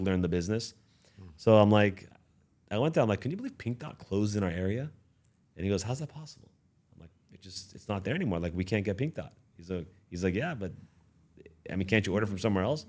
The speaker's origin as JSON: {"language": "English", "town": "Beverly Hills", "region": "California", "country": "United States", "tie": "born or raised there", "also_born_or_lived": "Iran", "said": "I was born in Iran, raised in the Beverly Hills"}